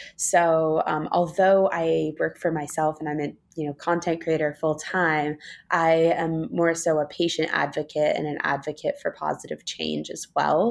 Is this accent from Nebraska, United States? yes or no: no; New York City, New York, United States; moved away as an adult; also born or lived in Los Angeles; I grew up in New York City on the Upper East Side